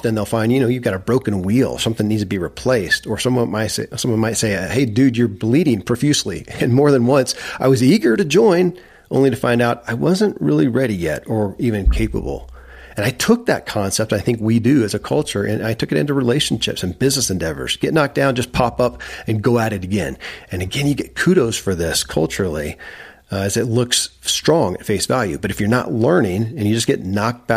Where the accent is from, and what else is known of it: Kentucky, United States; born or raised there